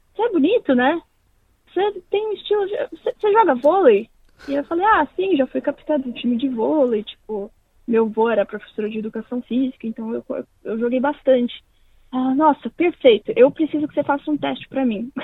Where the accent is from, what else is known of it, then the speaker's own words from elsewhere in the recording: São Paulo, Brazil; moved away as an adult; also born or lived in Londrina, Paraná; now in Perth, Australia; Eu nasci em Londrina, no Paraná, é, mas eu cresci em São Paulo. Então eu me considero mais paulista do que do que paranaense